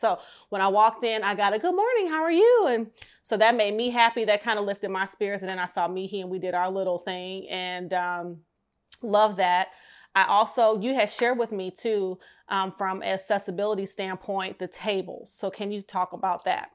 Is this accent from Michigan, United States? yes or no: yes; Detroit, Michigan, United States; my hometown of Detroit